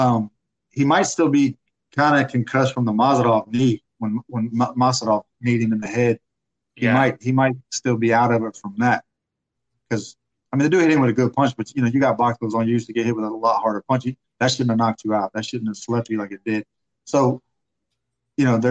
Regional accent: Pensacola, Florida, United States; I'm from Pensacola

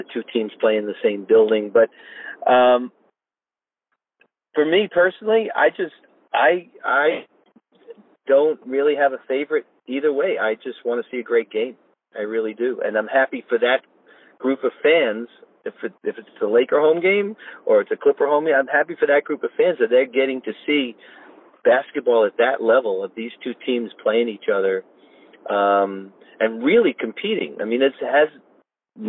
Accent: New York, United States; now in Los Angeles, United States; I'm a huge, longtime hockey fan growing up in New York

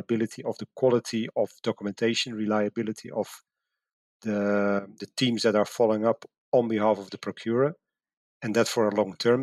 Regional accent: Netherlands; moved away as an adult; my home country, the Netherlands

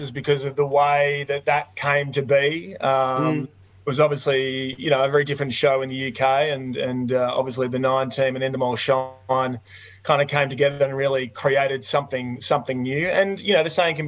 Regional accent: Victoria, Australia; moved away; I'm originally from Victoria. We've got a dairy farm down in Western Victoria

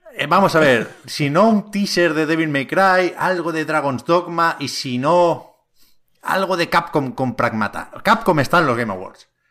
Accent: Tiana, Catalonia, Spain; Yo soy de Tiana, eh, un pueblo aquí cerca de Barcelona

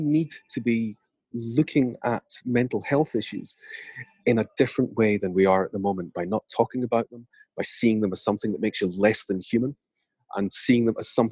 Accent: United Kingdom; I'm British

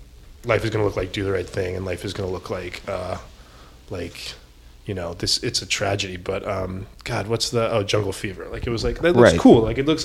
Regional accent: Tucson, Arizona, United States; moved away as an adult; also born or lived in Riyadh, Saudi Arabia / Greece; now in Los Angeles, United States; I was born in Tucson, and immediately after I was born, my family moved overseas.

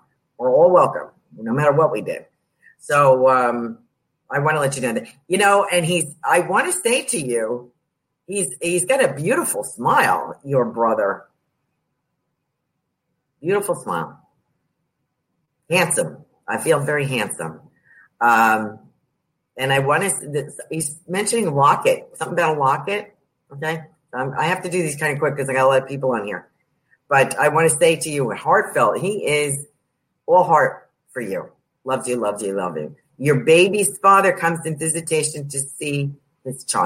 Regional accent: New York, United States; I'm from New York

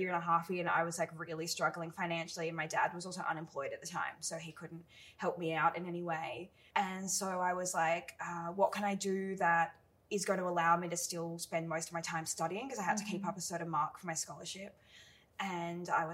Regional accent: Bellingen, New South Wales, Australia; moved away as an adult; now in Sydney, Australia; I grew up mostly in Bellingen in northern New South Wales, but I moved to Sydney when I finished high school

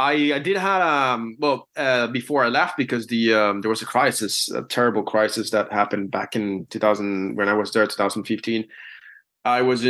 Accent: Dublin, Leinster, Ireland; I'm from Dublin, you know, I'm a proper Dub, you know.

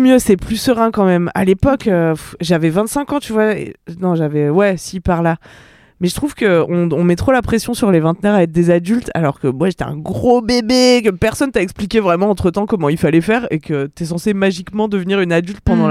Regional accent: Ardèche, Auvergne-Rhône-Alpes, France; moved away; also born or lived in Bayonne / Paris region; je suis d'Ardèche

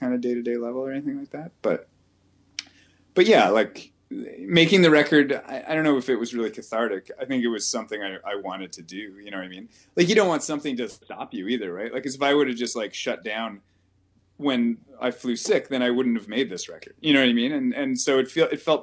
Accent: Ontario, Canada; now in Vancouver, Canada; we're moving back to Ontario probably at the end of the summer

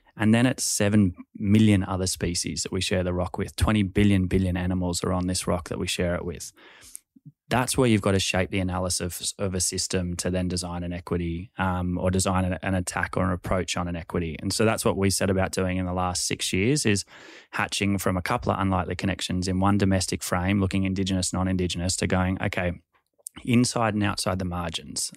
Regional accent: Sydney, New South Wales, Australia; we grew up in Balmain

